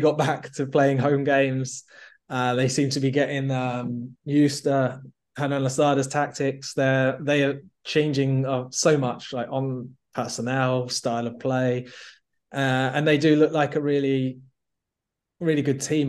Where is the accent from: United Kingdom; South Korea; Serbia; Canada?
United Kingdom; England; as an Englishman